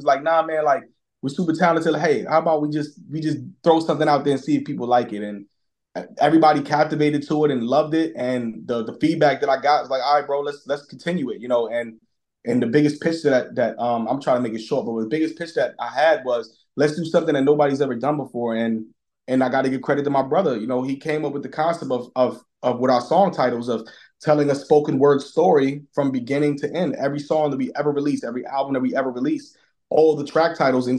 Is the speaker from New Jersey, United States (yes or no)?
no; New York City, New York, United States; moved away; we grew up in Brooklyn